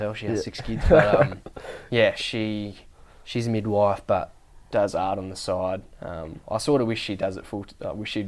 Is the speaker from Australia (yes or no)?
yes; Derby, Western Australia, Australia; up north in the Kimberley where I was born in Derby